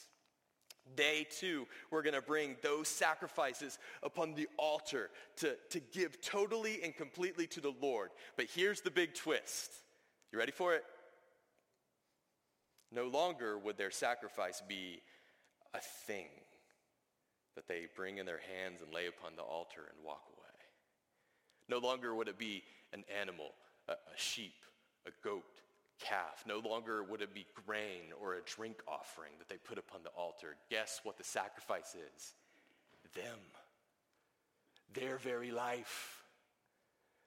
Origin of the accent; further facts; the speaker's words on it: the South, United States; I grew up in the South